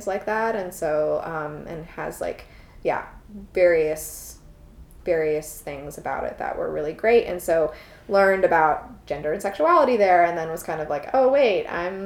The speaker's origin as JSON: {"language": "English", "town": "Chicago", "region": "Illinois", "country": "United States", "tie": "born or raised there", "also_born_or_lived": "Roanoke, Virginia", "moved": "as an adult", "said": "I grew up in Chicago and spent 19 years of my life there"}